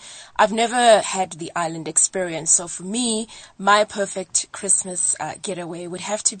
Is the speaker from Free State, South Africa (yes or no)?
yes; Free State, South Africa; Being a Free State girl, I have plenty of experience in the snow business. But more importantly, being a South African